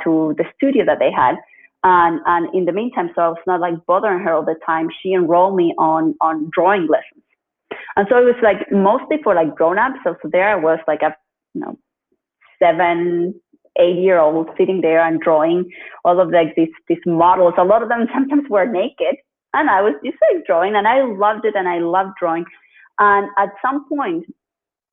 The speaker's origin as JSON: {"language": "English", "country": "Chile", "tie": "born or raised there", "said": "I'm originally from Chile, and I grew up in Chile"}